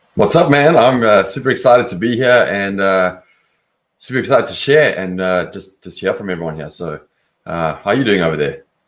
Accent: Johannesburg, Gauteng, South Africa; moved away as an adult; also born or lived in London; now in Los Angeles, United States; I'm from South Africa originally. Grew up in Johannesburg. Left there when I was about 24

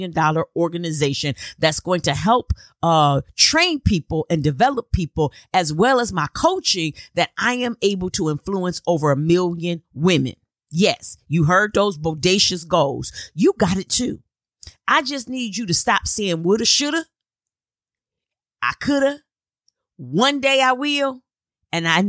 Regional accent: Flint, Michigan, United States; moved away; I was in Flint, Michigan. Absolutely loved being back in my hometown

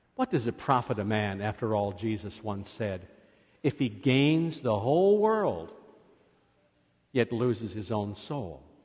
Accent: Scotland, United Kingdom; I am Scottish

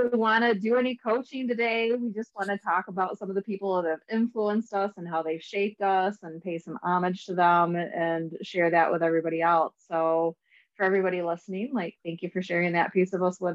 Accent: Michigan, United States; I'm also from Michigan.

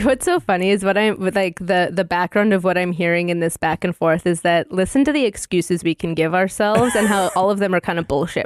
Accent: northern Minnesota, United States; also born or lived in Alaska; I was raised on a bison ranch in northern Minnesota

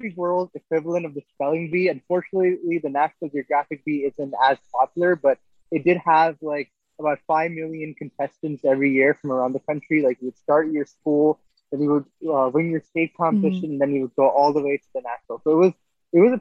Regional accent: Edison, New Jersey, United States; moved away as an adult; I'm originally from Edison, New Jersey. I went to J.K. Stevens High School

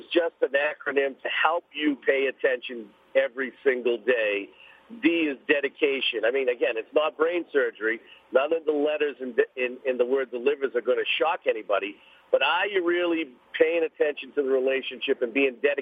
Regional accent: Boston, Massachusetts, United States; I grew up in East Boston. I'm an inner city kid

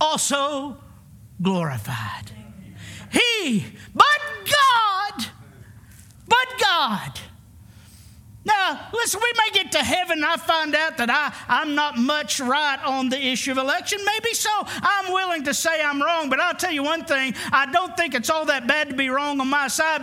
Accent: Arkansas, United States; I'm from Arkansas, the Bible Belt.

